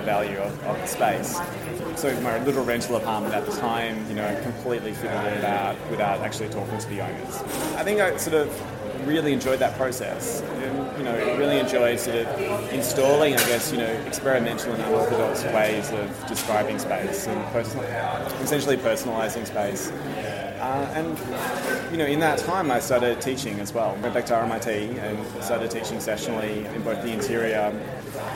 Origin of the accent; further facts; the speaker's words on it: Melbourne, Victoria, Australia; I am from Melbourne. I grew up in Melbourne.